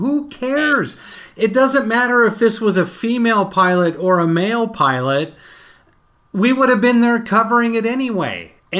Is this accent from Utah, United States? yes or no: yes; Utah, United States; growing up in Utah